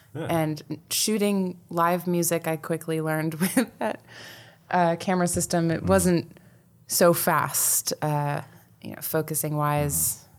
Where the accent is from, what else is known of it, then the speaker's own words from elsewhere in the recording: Allentown, Pennsylvania, United States; born there; also born or lived in Coral Springs, United States / Fort Dix, United States; Well, I was born in Allentown, Pennsylvania.